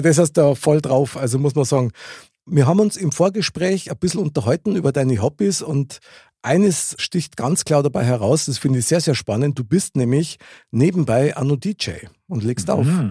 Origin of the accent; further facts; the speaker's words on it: Munich, Bavaria, Germany; Ich bin ja in München geboren und aufgewachsen.